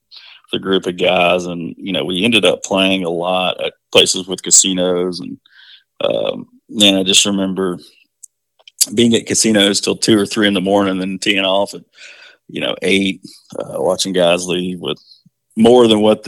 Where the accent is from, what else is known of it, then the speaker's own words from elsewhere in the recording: Augusta, Georgia, United States; also born or lived in Statesboro, Georgia; now in Belden, United States; I grew up in Augusta, Georgia for until I was in sixth grade, essentially.